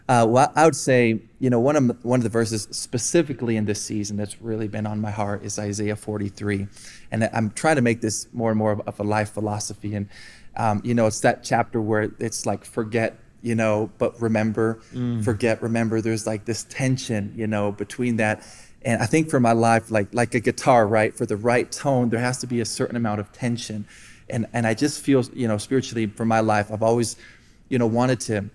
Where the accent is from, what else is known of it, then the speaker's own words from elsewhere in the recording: Colombia; also born or lived in Iowa, United States; So I was born in Iowa, got out of there as quick as I could. And I was raised actually here in Colombia. So for 20 years of my life, you know, mom and dad came down here and planted a church.